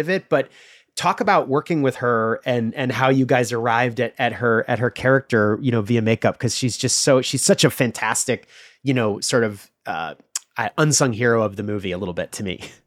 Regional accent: Illinois, United States; I'm from the Midwest too. I'm from Illinois

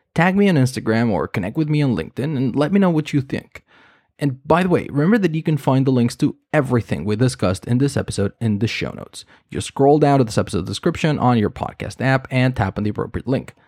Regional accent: Mexico; now in Spain; I grew up in Mexico. My family is Mexican

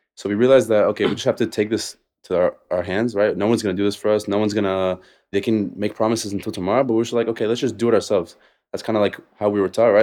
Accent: Las Vegas, Nevada, United States; moved away as an adult; also born or lived in Israel; now in Tel Aviv, Israel; I grew up in, uh, Vegas to Israeli parents

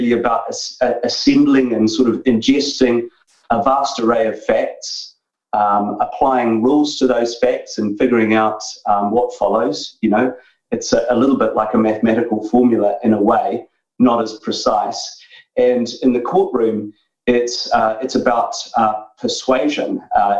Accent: New Zealand; moved away as an adult; now in United Kingdom; I grew up in New Zealand, so I'm Kiwi originally

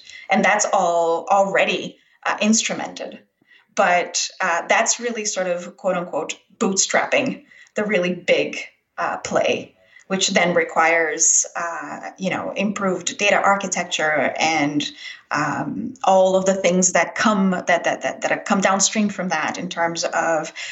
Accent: Brazil; moved away; I was actually born and raised in Brazil

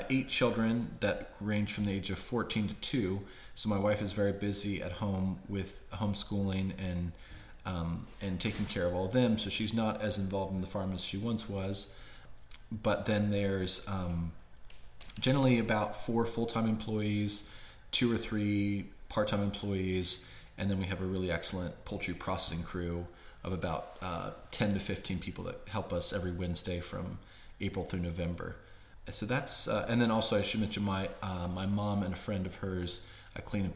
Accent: Warrenton, Virginia, United States; we moved back to my hometown of Warrenton, Virginia, which is about 50 miles southwest of DC

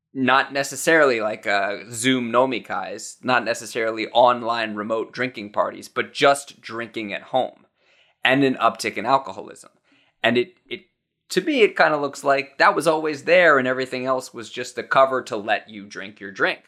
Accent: United States; as an American

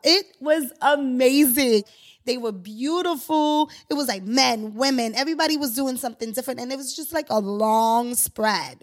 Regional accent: Haiti; now in New York City, United States; I'm originally from Haiti

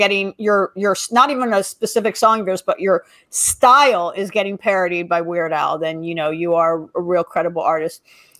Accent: Los Angeles, California, United States; because I grew up in the Valley

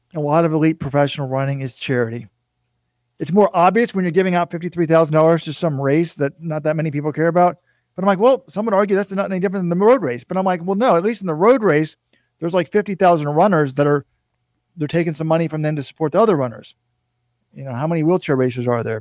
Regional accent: Texas, United States; when I was a kid, I grew up in Texas

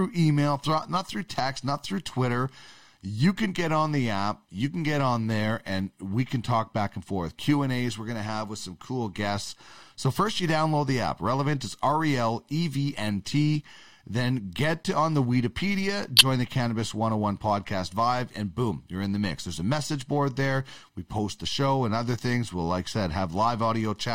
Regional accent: Manitoba, Canada; I'm from Manitoba

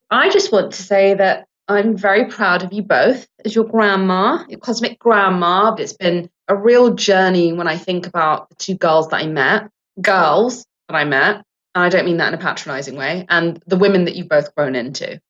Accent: England, United Kingdom; now in United States; I was born in England and I'm Sri Lankan English. Now, I'm a Sri Lankan Brit American

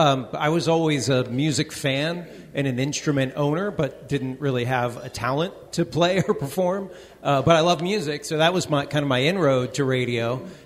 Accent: Baltimore, Maryland, United States; moved away; I'm from Baltimore originally, and was an intern at an oldie station in Baltimore.

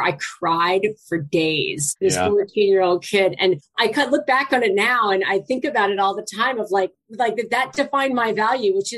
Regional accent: Sterling, Virginia, United States; also born or lived in Boston area; now in Boston, United States; I grew up in a little suburb of DC called Sterling, which literally at the time had one traffic light in it. It's right next to Dulles Airport

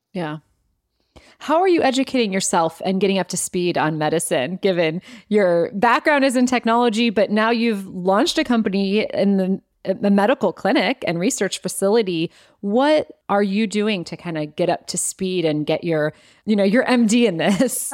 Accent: Cleveland, Ohio, United States; I grew up in Ohio and in Cleveland

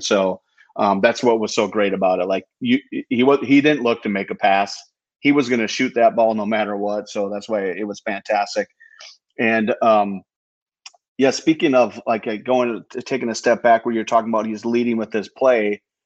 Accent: United States; As an American

